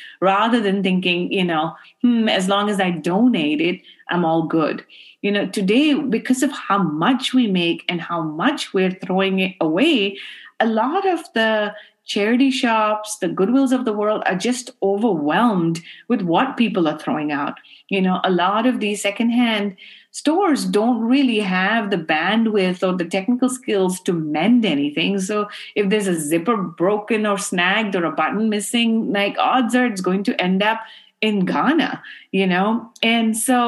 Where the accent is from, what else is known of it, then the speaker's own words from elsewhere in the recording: Karachi, Sindh, Pakistan; now in United States; I grew up in Karachi where my grandfather used to run clothing factories